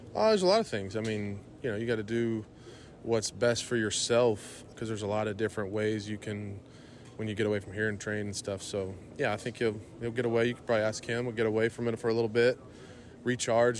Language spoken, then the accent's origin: English; Houston, Texas, United States; here in Houston, in my hometown